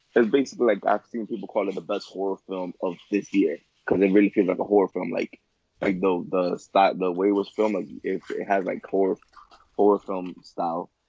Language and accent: English; New York City, New York, United States; I was born in Washington Heights. I was born and raised there. So I moved out when I was 20